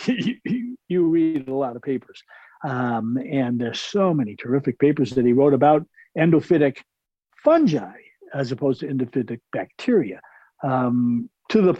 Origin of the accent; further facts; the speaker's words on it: New York, United States; I grew up in New York